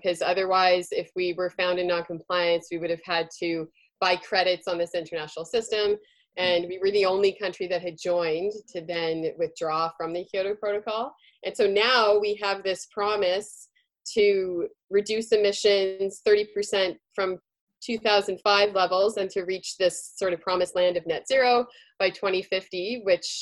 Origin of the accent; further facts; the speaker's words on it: Canada; as a Canadian